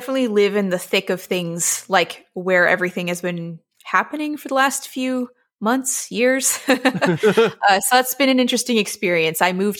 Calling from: Washington, District of Columbia, United States; I am in Washington, D.C., right near the Capitol.

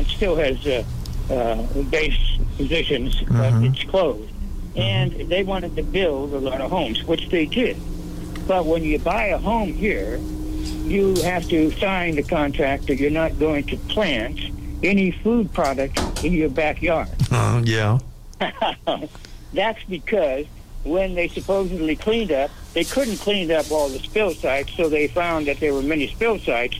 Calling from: California, United States; Well, I'm calling from California.

